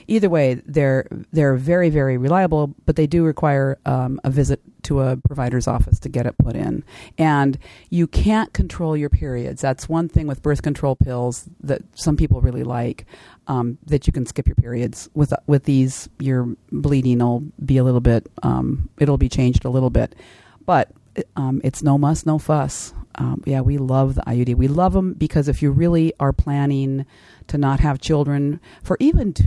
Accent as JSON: {"language": "English", "town": "Kodiak", "region": "Alaska", "country": "United States", "tie": "born or raised there", "said": "I do the family planning clinic in my hometown of Kodiak"}